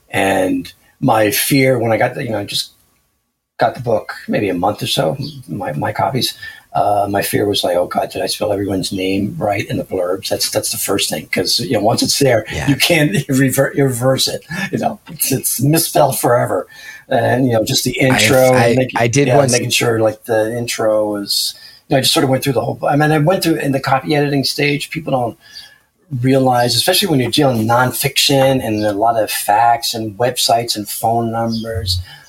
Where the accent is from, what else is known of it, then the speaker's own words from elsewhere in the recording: New Jersey, United States; And I'm from New Jersey. I trust no one.